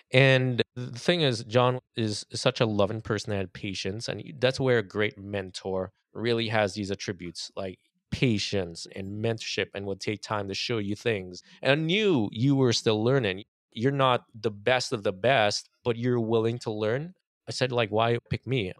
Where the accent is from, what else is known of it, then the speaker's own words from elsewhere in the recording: Trinidad & Tobago; moved away as an adult; now in United States; growing up in Trinidad